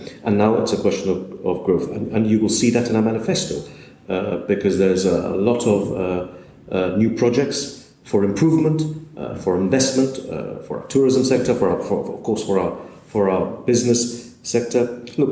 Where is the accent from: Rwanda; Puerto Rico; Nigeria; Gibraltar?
Gibraltar; I've been in Gibraltar all my life.